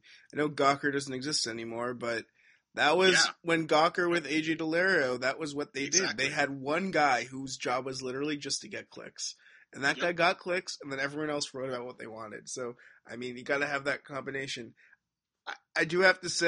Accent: Stamford, Connecticut, United States; I'm from Stamford.

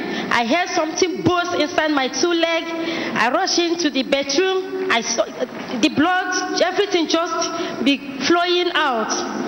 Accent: Enugu State, Nigeria; I came from Enugu State.

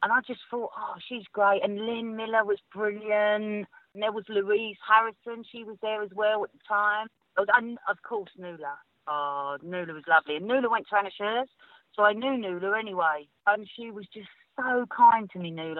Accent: London, United Kingdom; accent: Cockney; being a Cockney

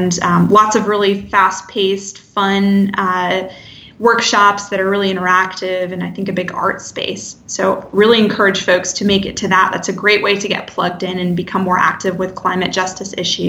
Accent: Port Angeles, Washington, United States; I grew up near Port Angeles out on the peninsula.

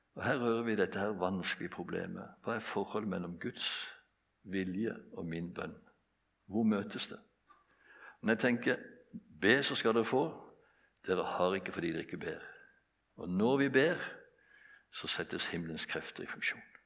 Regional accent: Bjerkreim, Rogaland, Norway; Jeg vokste opp på et bedehus hjemme i Bjerkreim

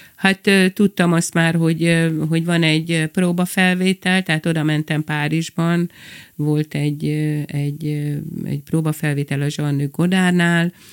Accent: Budapest, Hungary; moved away as an adult; also born or lived in Kispest; now in Lake Balaton, Hungary; Van a zugló, mert ott nőttem fel

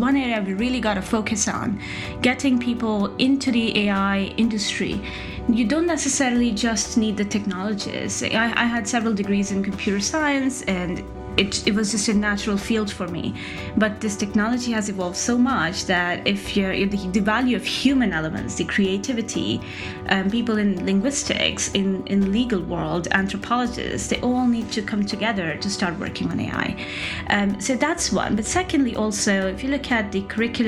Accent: Rajasthan, India; I grew up in Rajasthan in India

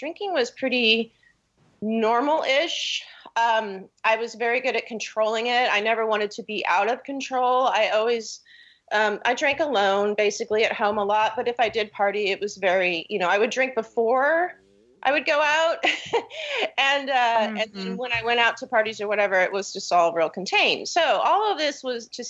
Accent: Kansas City, Missouri, United States; I grew up around Kansas City, and it's really confusing because it's Missouri, but we're right on the line.

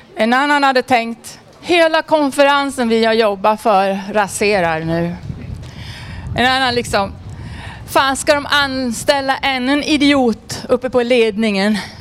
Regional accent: Edsbyn, Gävleborg County, Sweden; now in Stockholm, Sweden; Jag var med på priden i hemma i Edsbyn, Hälsingland här veckan

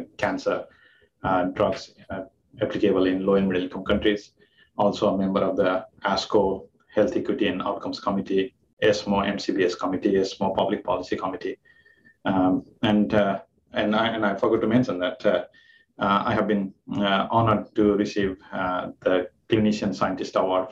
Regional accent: Nepal; moved away as an adult; also born or lived in Japan / Boston, United States; now in Kingston, Canada; I'm from Nepal. My home country is Nepal. I did my medical school there.

